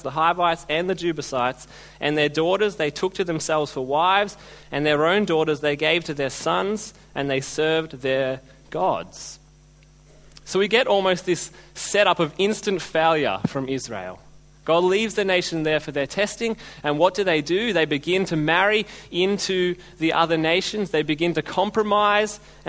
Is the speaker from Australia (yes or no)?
yes; Australia; being Australian